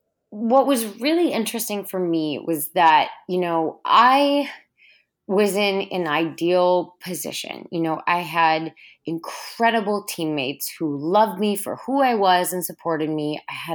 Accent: Minnesota, United States; It was awesome. I grew up in a really active, outdoorsy family. And so we were always going camping or going hiking or, you know, canoeing in the St. Croix River.

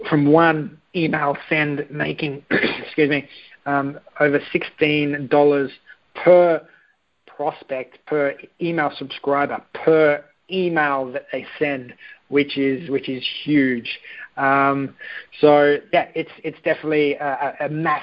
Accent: Australia; I am Australian

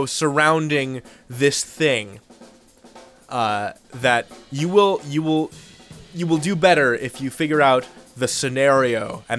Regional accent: Midwest, United States; I am from the Midwest

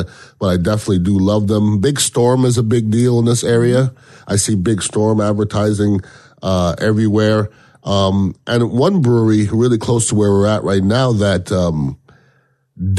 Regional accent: Canada; now in Tampa Bay, United States; being Canadian

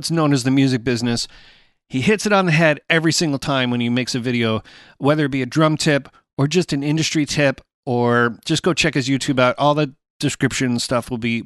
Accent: Canada; in Canada, because that's where I'm Canadian

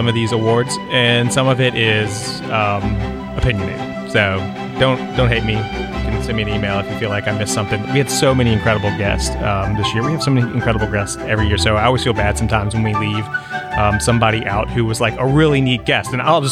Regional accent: D.C., District of Columbia, United States; moved away as an adult; now in South Mississippi, United States; I grew up outside of Washington, D.C. In a big city.

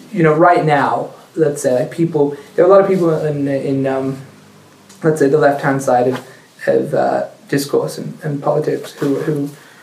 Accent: Australia; now in Israel; I'm Australian

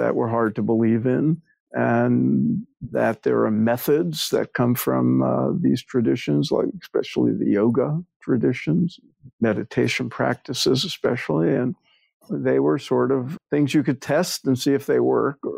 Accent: New York City, New York, United States; I grew up in New York, in Brooklyn, before it was fashionable

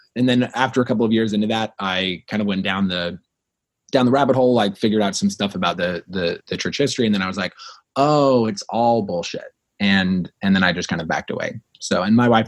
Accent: Lovell, Wyoming, United States; now in St. George, United States; I grew up in Wyoming

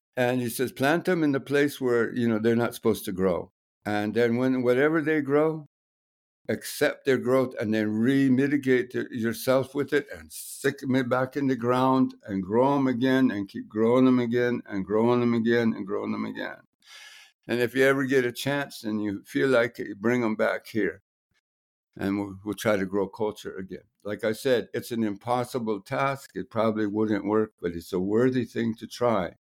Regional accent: New Mexico, United States; moved away as an adult; also born or lived in Guatemala; I'm from New Mexico and I grew up in village

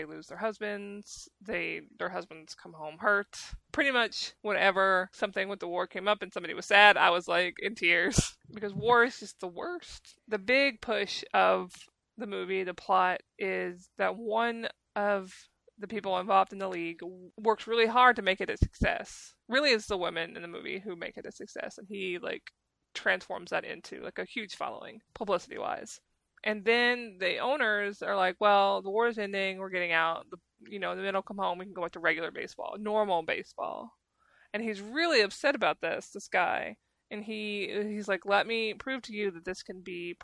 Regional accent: United States; I am American

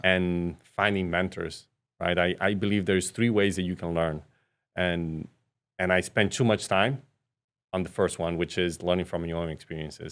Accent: Brazil; moved away; I was raised in Brazil

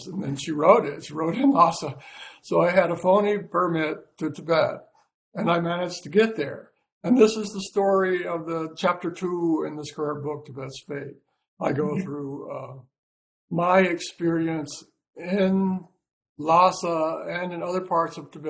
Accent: United States; I'm from America

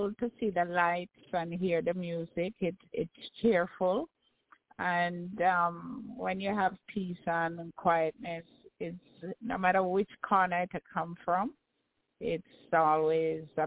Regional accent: Jamaica; growing up in Jamaica was wonderful

